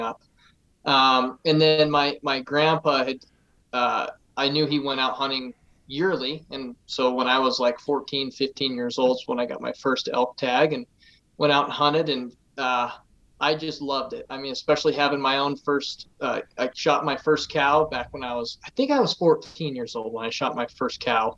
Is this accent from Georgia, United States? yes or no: no; Casper, Wyoming, United States; I was born and raised here in Casper, Wyoming. Um, never moved away